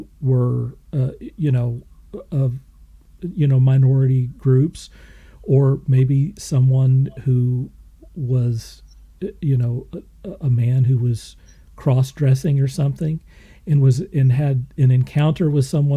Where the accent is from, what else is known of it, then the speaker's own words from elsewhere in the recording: Moore, Oklahoma, United States; I didn't grow up in New York City. I grew up in Moore, Oklahoma